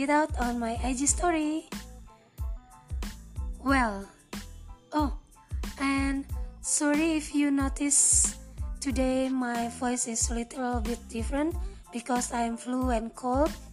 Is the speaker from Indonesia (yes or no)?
yes; Indonesia; I'm from Indonesia